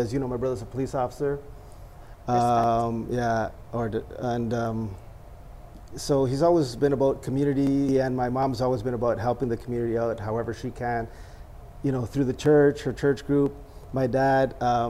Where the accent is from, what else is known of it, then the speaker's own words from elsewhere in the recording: Toronto, Ontario, Canada; The neighborhood that I'm from in Toronto is Genevieve